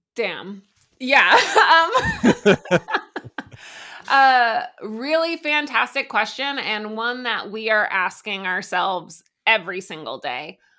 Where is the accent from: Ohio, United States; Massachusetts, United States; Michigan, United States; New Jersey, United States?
Massachusetts, United States; also born or lived in New York City; now in Vermont, United States; I am originally from Massachusetts, uh, but I, you know, became a human being in New York City